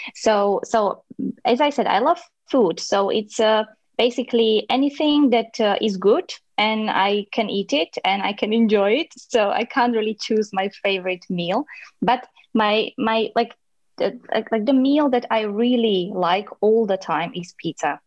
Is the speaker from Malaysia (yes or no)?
no; Slovakia; English is a second language; moved away as an adult; now in Brno, Czech Republic; I'm in Brno, but I'm uh, from Slovakia.